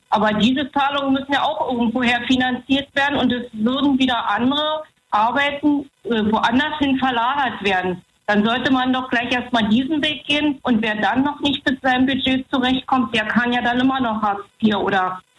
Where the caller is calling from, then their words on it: Bad Liebenwerda, Brandenburg, Germany; ich komme aus Bad Liebenwerda.